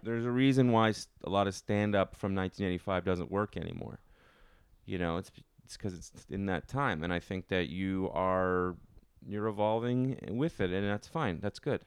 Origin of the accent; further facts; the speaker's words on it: Ottawa, Ontario, Canada; now in New York, United States; I'm not from Toronto, but I'm from, I'm from Ottawa.